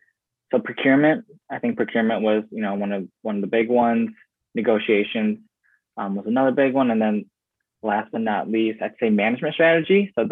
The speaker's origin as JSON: {"language": "English", "town": "Rochester Hills", "region": "Michigan", "country": "United States", "tie": "born or raised there", "said": "born and raised Metro Detroit area, lived in a city called Rochester Hills. It was very suburban, so to say."}